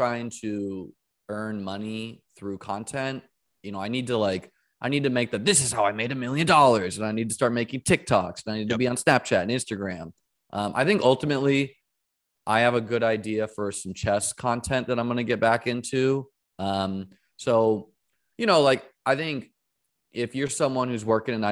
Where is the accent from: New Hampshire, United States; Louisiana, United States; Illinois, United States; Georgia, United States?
New Hampshire, United States; now in St. Petersburg, United States; I grew up in New Hampshire